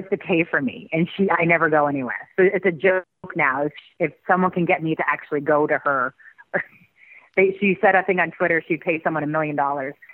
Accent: Canada; now in United States; I mean, especially because we came from Canada a different country to make

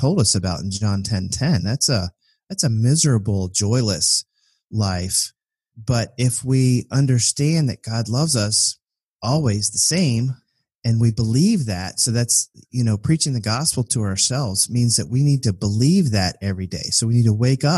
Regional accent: Richmond, Virginia, United States; growing up in Richmond, Virginia, which was the capital of the Confederacy

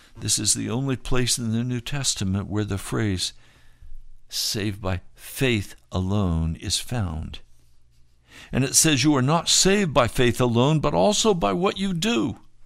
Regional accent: United States; We as American Christians

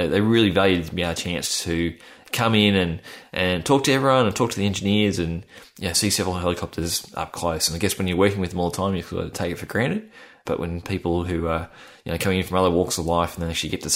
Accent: Australia; accent: Australian; my Australian accent

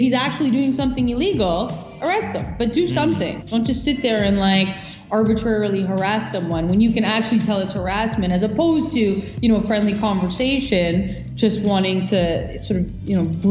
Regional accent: Canada; we, as Canadian citizens

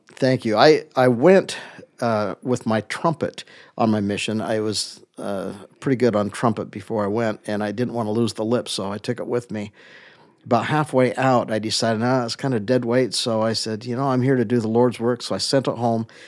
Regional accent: Utah, United States; I say, "Utah."

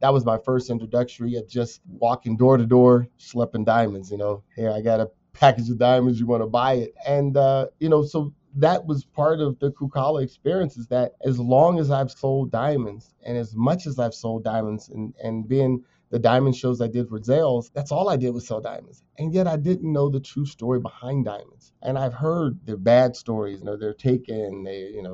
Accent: Ohio, United States; also born or lived in Akron, Ohio; now in Colorado, United States; I'm from Ohio. Born right on the border of Ohio and Pennsylvania

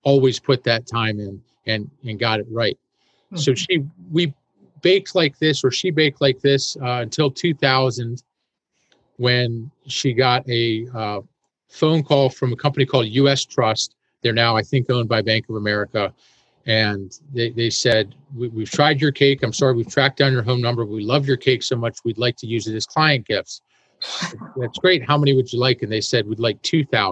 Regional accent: Annapolis, Maryland, United States; also born or lived in Washington, D.C.; I was born in Washington, D.C., and grew up in Annapolis, Maryland

